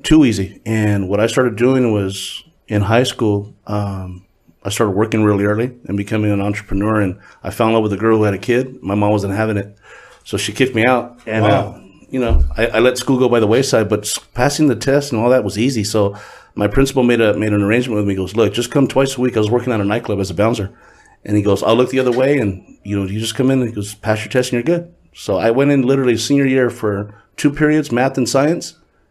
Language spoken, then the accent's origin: English; Huntington Park, California, United States; also born or lived in Lynwood, California / South Gate, California / Downey, California; We're from Huntington Park. I was born in Linwood. Pops is from the hood. So we bounced from Southgate to Linwood to Southgate to Huntington Park. And then we, when we thought we came up, we moved to Downey.